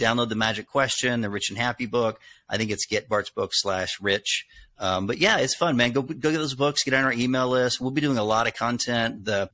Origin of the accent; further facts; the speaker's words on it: the South, United States; accent: Southern; Boston stations didn't want to book me because I had a Southern accent.